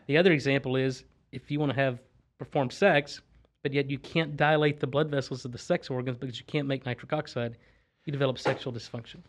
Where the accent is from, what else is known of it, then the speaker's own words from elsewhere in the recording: Texas, United States; also born or lived in Louisiana / Boston; I'm from Texas. I grew up in Texas, but I went to school in Louisiana, then trained up in Boston, then I've been back in Texas since probably two thousand five or two thousand six.